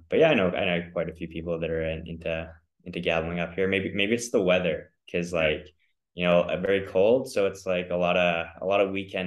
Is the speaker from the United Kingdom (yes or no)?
no; Canada; also born or lived in Australia; I am from Canada. I was born there and my dad is a Canadian, my mom is an Aussie. So I kind of spent time growing up between the two countries.